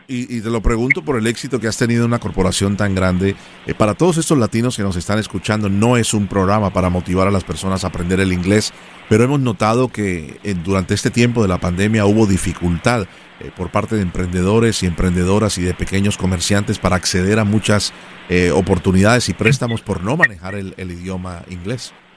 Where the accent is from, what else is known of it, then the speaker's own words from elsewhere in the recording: Colombia; now in United States; yo soy colombiano